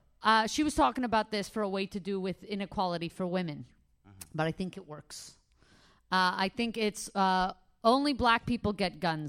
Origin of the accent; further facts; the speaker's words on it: New York City, New York, United States; moved away; also born or lived in Canada; I grew up in Crown Heights, and then I moved to Canada.